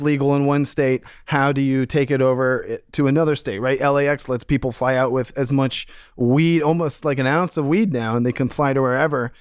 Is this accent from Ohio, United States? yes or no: yes; Ohio, United States; in my home state of Ohio